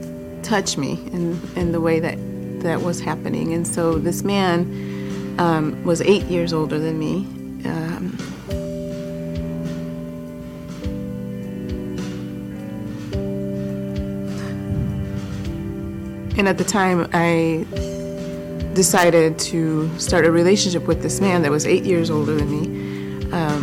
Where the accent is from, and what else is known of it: Chicago, Illinois, United States; born or raised there; also born or lived in Boston, Massachusetts